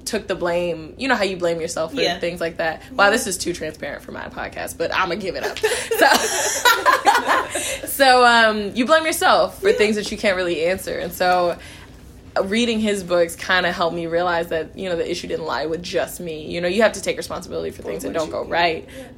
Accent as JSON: {"language": "English", "town": "Kansas City", "region": "Missouri", "country": "United States", "tie": "born or raised there", "said": "I'm from Kansas City, Missouri. I was born in Kansas City, Kansas"}